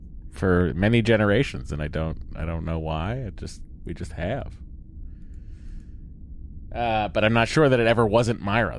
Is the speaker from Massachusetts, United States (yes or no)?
yes; Lowell, Massachusetts, United States; I'm from Lowell, Massachusetts, the home of Wang Computers.